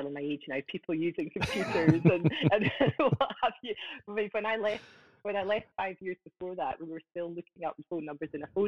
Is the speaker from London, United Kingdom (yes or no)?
no; Scottish Borders, Scotland, United Kingdom; also born or lived in Aberdeen; I am from Scotland in the Scottish Borders. That's just south of Edinburgh. I've lived here for 21 years